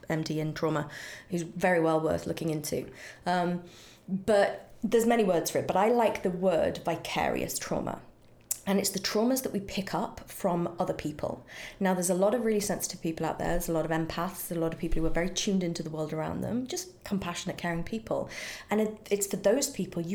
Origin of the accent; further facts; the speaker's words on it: United Kingdom; now in United States; in Britain we have the NHS